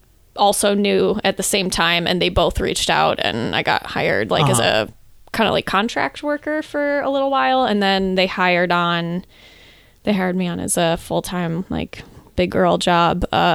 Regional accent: Worth, Illinois, United States; also born or lived in New Lenox; In Worth and then New Lenox.

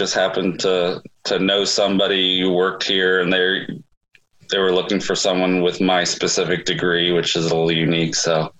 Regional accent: Brooklyn, New York, United States; accent: Brooklyn; I went to school with all these kids from Teaneck and Queens who made fun of my Brooklyn accent.

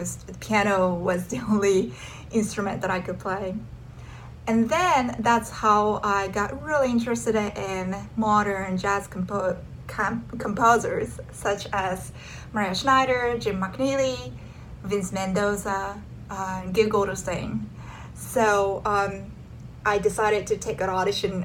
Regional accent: Tokyo, Japan; moved away as an adult; I'm originally from Japan, Tokyo.

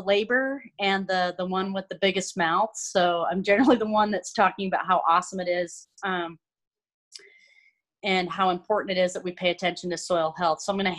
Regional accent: Thompson Falls, Montana, United States; also born or lived in Paradise Valley, Montana; I originally I grew up in Thompson Falls over by you guys. Grew up on a ranch there.

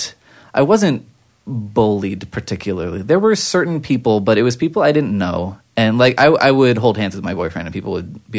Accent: Anaheim, California, United States; I grew up in Anaheim

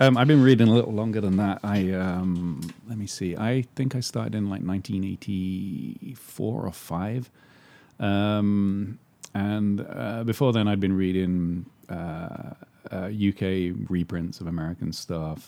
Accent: London, United Kingdom; moved away as an adult; also born or lived in England; now in Los Angeles, United States; I was born in London

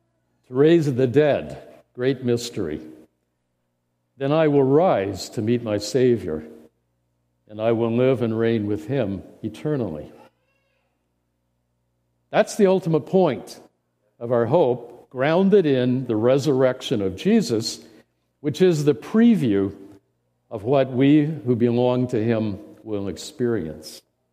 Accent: Indiana, United States; Okay, my wife and I grew up in Central Indiana.

